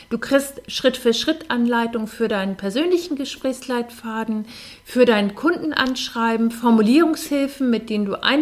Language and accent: German; Hamburg, Germany; Äh, ich komme aus Hamburg und ähm, da gab es samstags immer das Hamburger Abendblatt, das gibt es heute noch